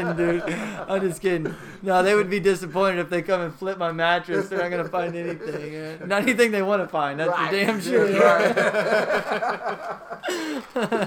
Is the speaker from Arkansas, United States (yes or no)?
no; Texas, United States; we are from Texas